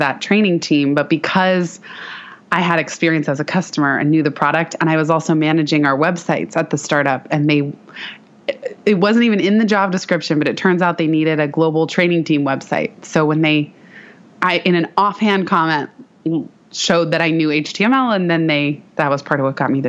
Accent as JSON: {"language": "English", "town": "San Francisco", "region": "California", "country": "United States", "tie": "born or raised there", "also_born_or_lived": "Palo Alto / Mountain View", "said": "And I'm born and raised in San Francisco"}